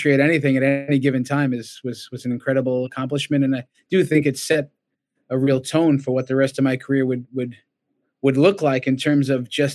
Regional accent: Brentwood, New York, United States; moved away as an adult; it's my hometown too

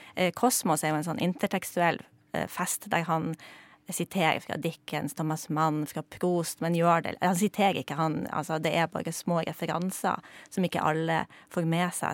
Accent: Poland; er jeg jo polsk

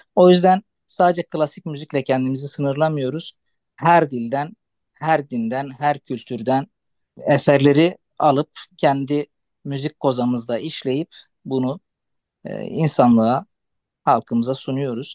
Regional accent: Antakya, Hatay, Turkey; first language Arabic; Turkish is a second language

